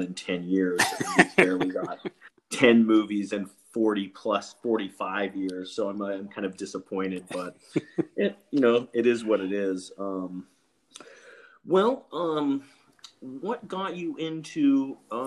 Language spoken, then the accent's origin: English; Alaska, United States; when I was growing up in Alaska